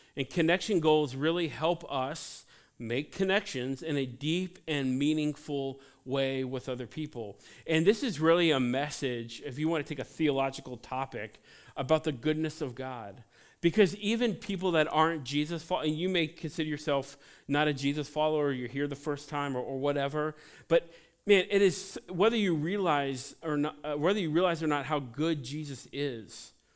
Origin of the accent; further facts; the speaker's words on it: Cincinnati, Ohio, United States; I grew up in Cincinnati